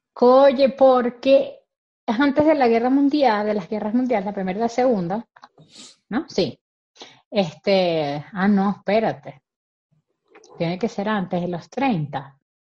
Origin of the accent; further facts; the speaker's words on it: Venezuelan Andes, Venezuela; como buen gocho